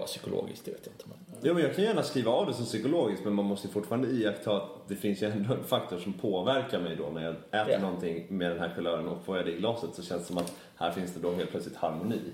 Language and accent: Swedish; Sweden; vi som svenskar